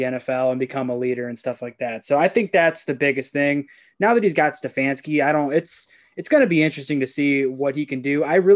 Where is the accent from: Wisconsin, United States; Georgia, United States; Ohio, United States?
Ohio, United States; Cleveland; I'm from the Cleveland area, a little bit of a backstory. So my dad was born and raised in McKeesport, Pennsylvania, right outside of Pittsburgh. So I grew up watching games with him, and that's why I'm a Steelers fan. But right. I've lived in Cleveland like my whole life